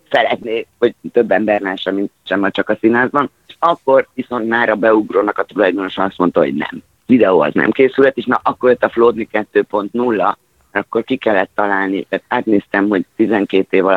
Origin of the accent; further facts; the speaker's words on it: Szeged, Csongrád-Csanád, Hungary; Itt szegediként.